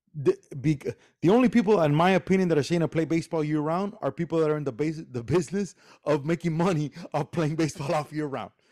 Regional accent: Miami, Florida, United States; also born or lived in Cuba; I'm from Cuba, okay? And I was raised here and I played baseball here in Miami.

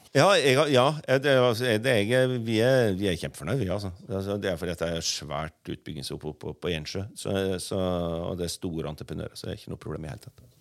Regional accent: Bø, Vestfold og Telemark, Norway; also born or lived in Oslo; Jeg er fra Bø i Telemark sjøl og bor der, og så har, bor jeg også her i Oslo.

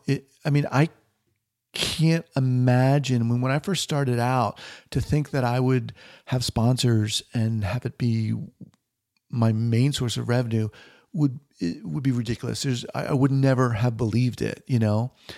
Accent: New York, United States; moved away as an adult; also born or lived in San Francisco / Los Angeles; now in Bend, Oregon, United States; originally from, uh, New York, born in Manhattan

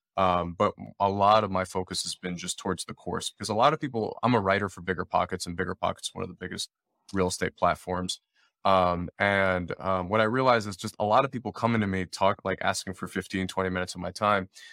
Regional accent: Detroit, Michigan, United States; I'm born and raised in Detroit, Michigan

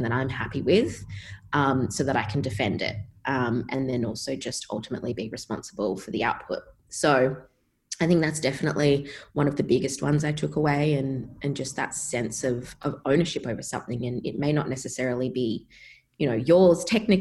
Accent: Perth, Western Australia, Australia; moved away; Growing up in Perth

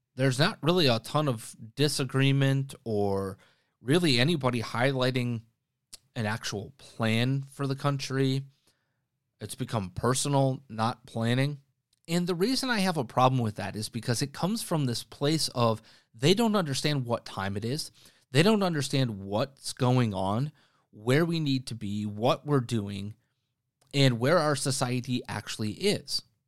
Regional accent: Green Bay, Wisconsin, United States; in my hometown

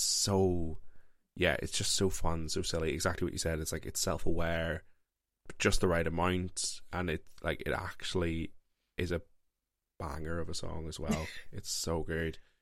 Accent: Northern Ireland, United Kingdom; I grew up in Northern Ireland, very Christian household

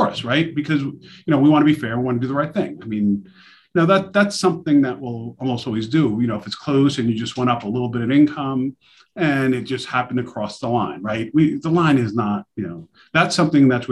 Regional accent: New York City, New York, United States; I'm from New York City myself, Queens. So I know Brooklyn very well. I stomped in Brooklyn all coming up.

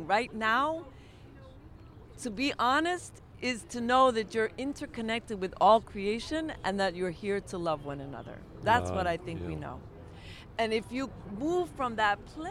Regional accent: New York City, New York, United States; I'm a New Yorker

